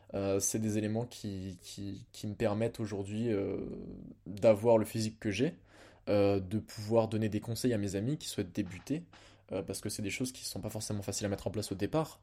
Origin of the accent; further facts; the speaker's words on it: Blois, Centre-Val de Loire, France; also born or lived in Lille; je rentre chez moi à Blois